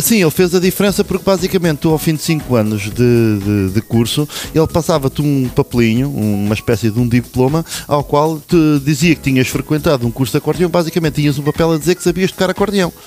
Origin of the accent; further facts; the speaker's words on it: Lourinhã, Centro, Portugal; eu sou natural da Lourinhã